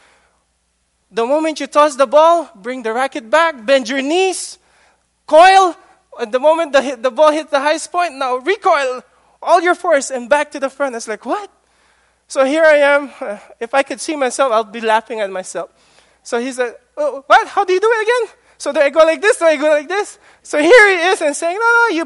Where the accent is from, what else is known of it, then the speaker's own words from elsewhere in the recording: Philippines; moved away; My teenage years I spent in the Philippines